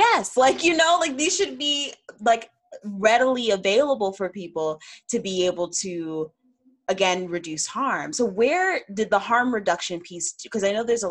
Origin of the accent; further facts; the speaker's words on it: Midwest, United States; I grew up in the Midwest.